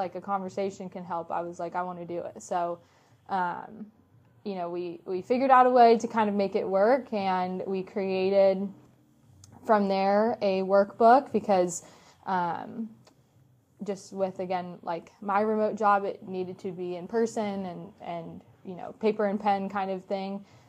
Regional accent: Orlando, Florida, United States; when I would say I was from Orlando, they're like, what brought you here?

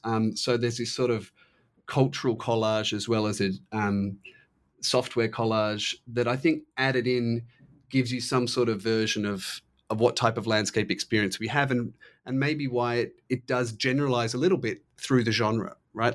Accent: Australia; I'm Australian

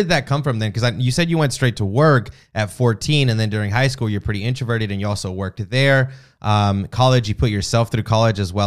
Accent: the South, United States; I was born and raised in the South, so it's a little bit slower here

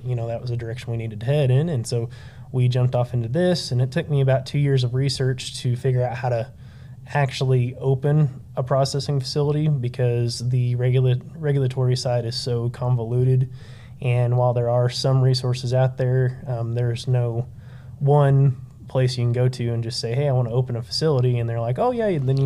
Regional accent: Canyon, Texas, United States; also born or lived in Amarillo, Texas; I grew up here in the Panhandle, mainly in Canyon

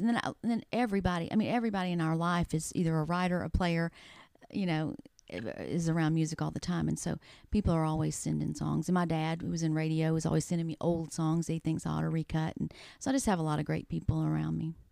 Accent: East Texas, United States; moved away as an adult; now in Nashville, United States; I'm from East Texas.

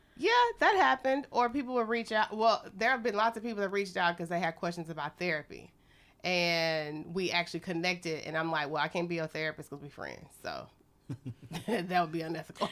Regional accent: Texas, United States; moved away as an adult; now in Beijing, China; from Texas

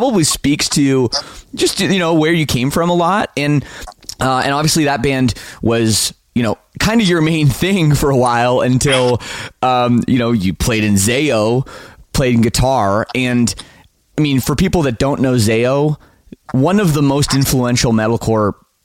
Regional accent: Toronto, Ontario, Canada; I grew up in the Toronto suburbs.

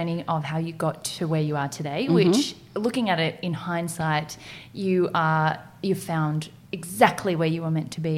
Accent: Australia; also born or lived in South Korea; I was adopted from South Korea, but then brought here. I mean, I was 4 or 5 months old, have very little recollection of the orphanage there, and was brought up by a white Australian family

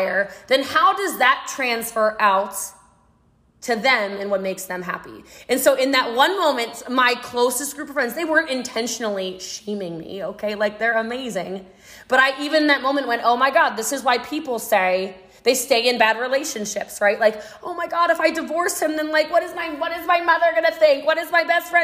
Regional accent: Maryland, United States; I'm from Maryland

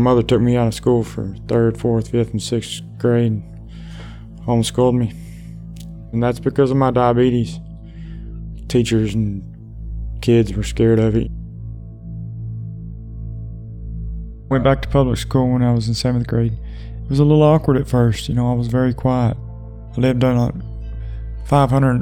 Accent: Texas, United States; also born or lived in McKinney, Texas; I was born in McKinney, Texas, Collin County. Where was I raised? Pretty much anywhere you can think of in Texas, I've been there

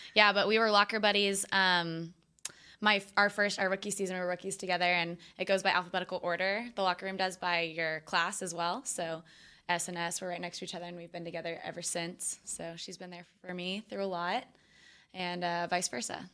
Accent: Austin, Texas, United States; moved away as an adult; also born or lived in Hawaii; grew up in Austin, but went to college in Hawaii

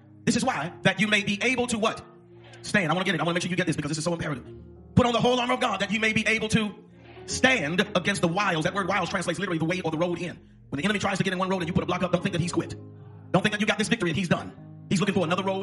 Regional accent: the South, United States; also born or lived in Arkansas / Oklahoma; I grew up in Arkansas and Oklahoma, so southern either way.

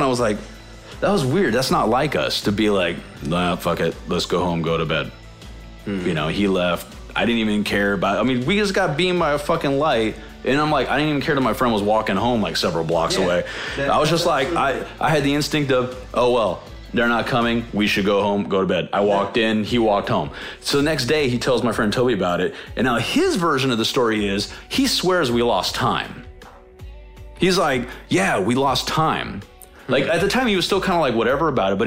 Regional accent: Maryville, United States; We grew up in Maryville.

